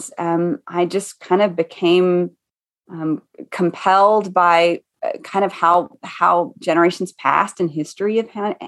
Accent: East Tennessee, United States; now in Boone, United States; I was raised in East Tennessee

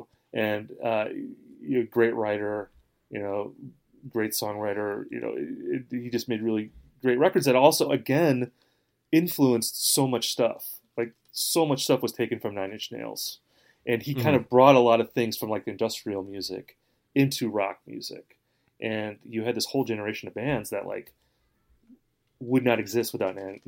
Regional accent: Midwest, United States; I'm from the Midwest

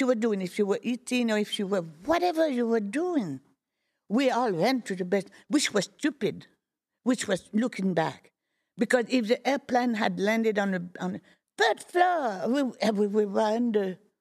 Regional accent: Fontainebleau, Île-de-France, France; moved away; also born or lived in Boulogne-sur-Mer, France; I am from Fontainebleau, but I was not born in Fontainebleau.

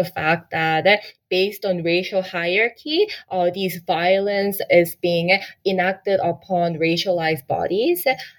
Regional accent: Canada; And then I was educated in Canada. I grew up in Canada.

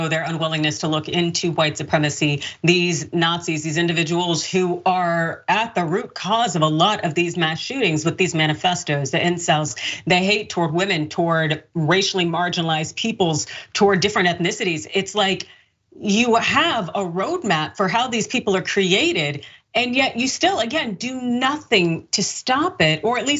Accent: California, United States; as a Californian

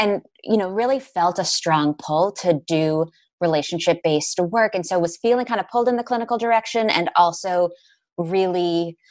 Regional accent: Newton, Massachusetts, United States; born and raised in Newton, Massachusetts

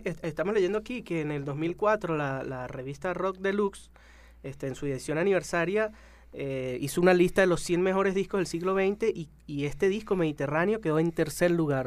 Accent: Venezuela

